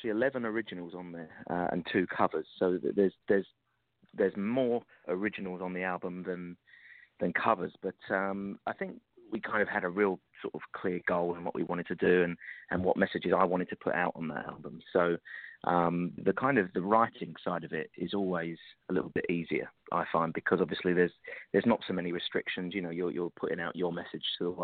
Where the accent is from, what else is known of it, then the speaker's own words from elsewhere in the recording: London, United Kingdom; I was growing up in London